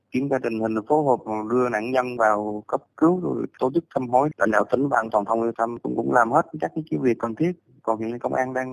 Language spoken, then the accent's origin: Vietnamese; Thanh Hóa, Vietnam; Dạ, em quê ở Thanh Hóa.